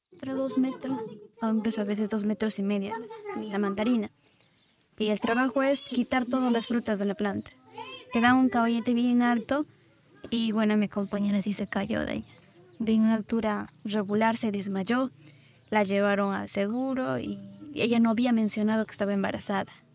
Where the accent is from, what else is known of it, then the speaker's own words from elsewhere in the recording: Abancay, Apurímac, Peru; now in Ica, Peru; Yo vengo de originaria de Apurima, Abancay, de la Sierra Sur del Perú